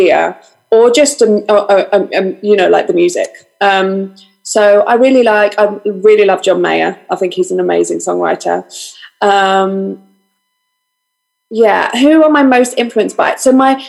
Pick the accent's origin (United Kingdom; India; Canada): United Kingdom; London; I was born and raised in this exact house in North London, but I'm a Greek Cypriot